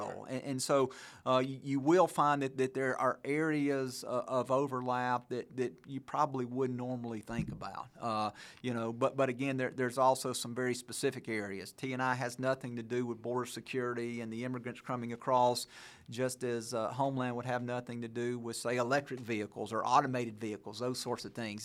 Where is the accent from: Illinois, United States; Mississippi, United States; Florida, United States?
Mississippi, United States; Brandon; I grew up in Brandon